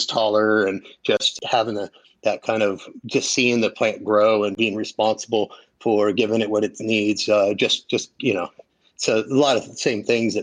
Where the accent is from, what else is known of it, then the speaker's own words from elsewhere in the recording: Mendocino County, California, United States; also born or lived in Humboldt County, California; I was born in Humboldt County, but moved to Mendo when I was about 11. So I went to high school in Mendocino County